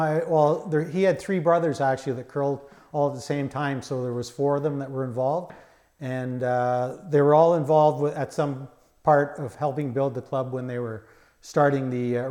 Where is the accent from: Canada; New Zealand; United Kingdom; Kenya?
Canada; Unionville, Ontario; We lived on Maple Lane, which is on just off Main Street, south of the railroad tracks, okay, beside Century United Church.